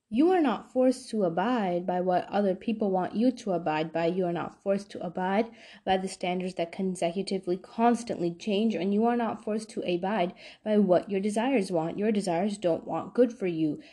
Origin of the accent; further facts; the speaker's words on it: New York, United States; moved away; I'm from New York